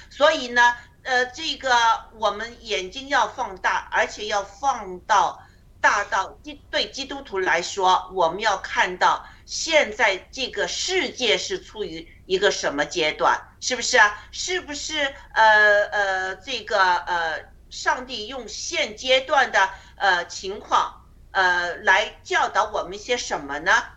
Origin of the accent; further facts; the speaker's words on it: China; 我们每个人在，呃，中共国长大呢